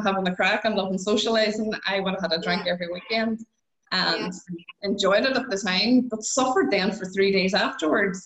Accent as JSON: {"language": "English", "country": "Ireland", "said": "I'm Irish"}